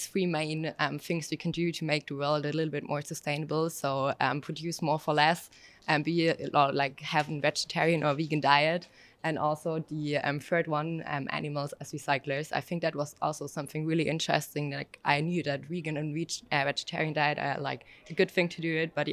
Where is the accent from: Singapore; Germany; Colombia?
Germany; I'm from Germany